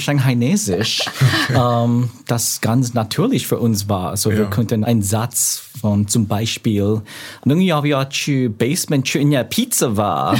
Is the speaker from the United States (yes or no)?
yes; New York, United States; German is a second language; moved away as an adult; now in Hamburg, Germany; Ich bin ein New Yorker. Ich bin in New York geboren und aufgewachsen